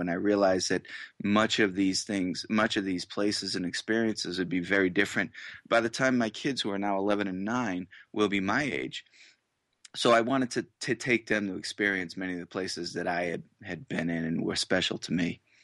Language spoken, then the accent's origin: English; Massachusetts, United States; moved away as an adult; now in Boise, Idaho, United States; I grew up in Massachusetts